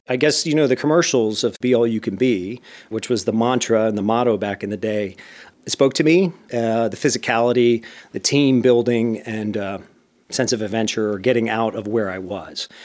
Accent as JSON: {"language": "English", "town": "Bethlehem", "region": "Pennsylvania", "country": "United States", "tie": "born or raised there", "also_born_or_lived": "Indiana", "moved": "as an adult", "said": "I grew up in a steel town known as Bethlehem"}